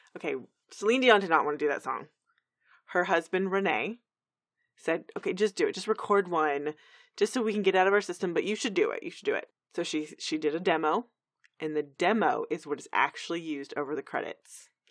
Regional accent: Texas, United States; We're from Texas

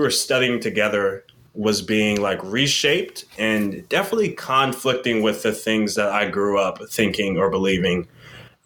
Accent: Yorktown, Virginia, United States; also born or lived in Montgomery, Alabama / Richmond, Virginia; I was raised in Yorktown, Virginia, born in Montgomery, Alabama

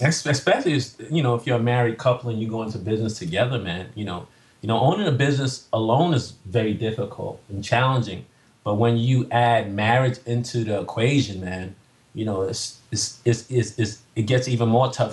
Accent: New York City, New York, United States; I'm from Staten Island, New York

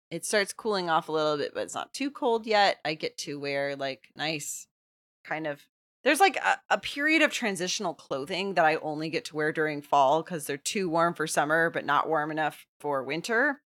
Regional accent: Texas, United States; moved away; also born or lived in Los Angeles; I'm from Texas

